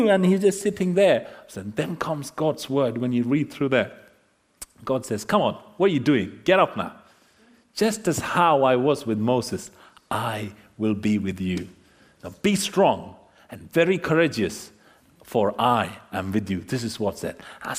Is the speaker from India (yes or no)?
yes; India; moved away; My wife and I, we came from India.